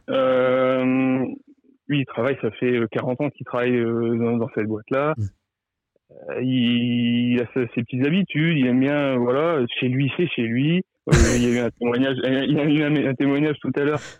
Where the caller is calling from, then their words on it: Arras, Hauts-de-France, France; Euh, je suis près d'Arras